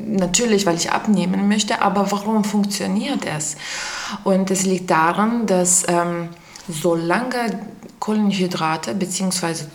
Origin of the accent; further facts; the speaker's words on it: Lithuania; German is a second language; now in Eberswalde, Germany; ich komme aus Litauen und äh, bin hier schon seit äh, neun Jahren in der Beswalde